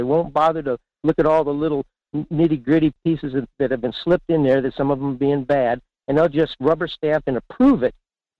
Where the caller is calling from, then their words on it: Fairbanks, Alaska, United States; in Fairbanks.